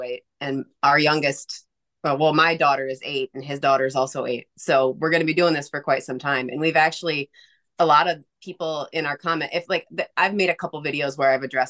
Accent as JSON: {"language": "English", "region": "the North", "country": "United States", "said": "I'm from the North"}